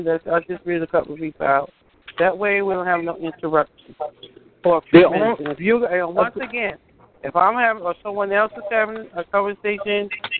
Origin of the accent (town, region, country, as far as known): Brooklyn, New York, United States